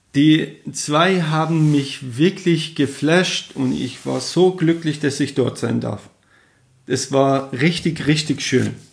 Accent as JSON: {"language": "German", "town": "Jahrom", "region": "Fars", "country": "Iran", "tie": "born or raised there", "also_born_or_lived": "Kerman / Kuwait", "first_language": "Persian", "second_language": "German", "moved": "as an adult", "lives_now": "Germany", "said": "wo ich geboren bin, Jarom, oder halt man kennt das Shiraz"}